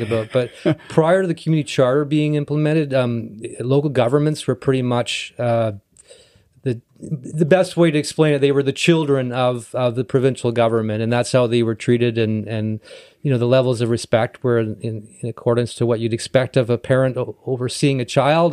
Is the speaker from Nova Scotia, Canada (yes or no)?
no; North Vancouver, British Columbia, Canada; also born or lived in Esquimalt; I was born and raised in North Vancouver